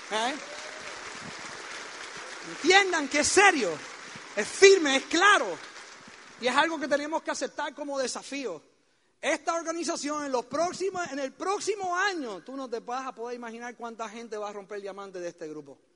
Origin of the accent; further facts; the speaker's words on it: Puerto Rico; Oye bien, porque de esa isla yo sé lo que produce porque yo soy puertorriqueño, ¿eh?